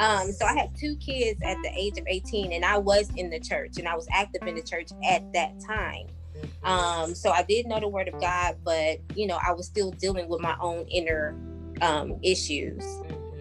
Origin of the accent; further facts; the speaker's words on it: New Orleans, Louisiana, United States; I grew up in New Orleans.